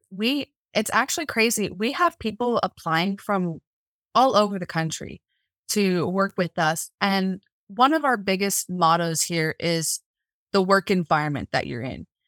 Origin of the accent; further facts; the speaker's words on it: Central Florida, United States; moved away as an adult; now in Montana, United States; I'm originally from Central Florida, and I moved out here about three years ago